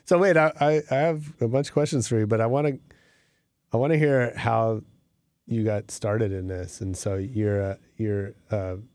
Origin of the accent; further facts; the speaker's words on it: San Francisco, California, United States; I'm from San Francisco.